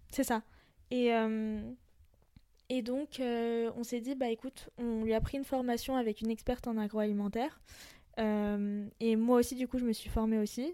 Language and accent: French; France; je suis d'origine libanaise. Je suis française aussi